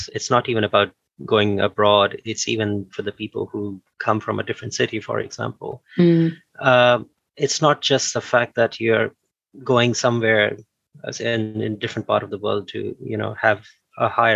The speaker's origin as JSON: {"language": "English", "country": "Pakistan", "moved": "as an adult", "lives_now": "Bristol, United Kingdom", "said": "in my country, in Pakistan, I'm from Pakistan"}